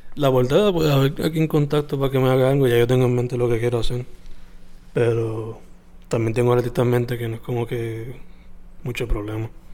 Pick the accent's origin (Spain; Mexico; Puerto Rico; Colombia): Puerto Rico; siendo latino y puertorriqueño